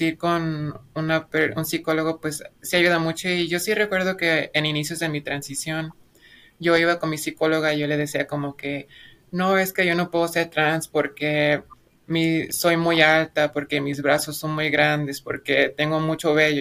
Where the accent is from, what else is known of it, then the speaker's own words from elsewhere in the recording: Mexico; mi pueblo es muy chiquito, entonces no hay mucho como ruido sobre el feminismo, pero últimamente el feminismo radical se ha estado como que haciendo popular en todo México